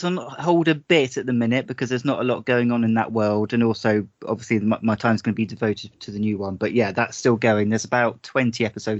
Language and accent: English; South West England, United Kingdom; I'm from the Devon area.